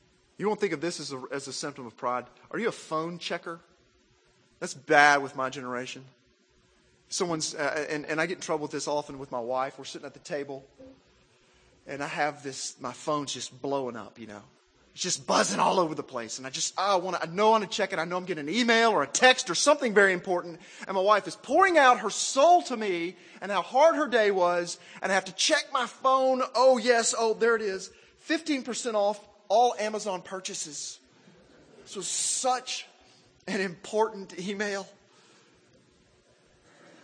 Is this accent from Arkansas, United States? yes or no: yes; Arkansas, United States; also born or lived in Mississippi; I was raised in Arkansas